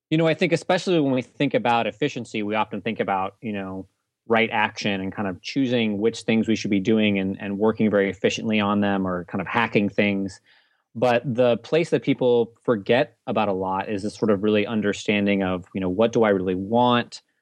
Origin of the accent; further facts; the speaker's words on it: Nashville, Tennessee, United States; also born or lived in Germany; I was born in Germany. I grew up. Uh, my dad was in the Air Force, and um, I mostly spent most of my time growing up in Nashville, Tennessee.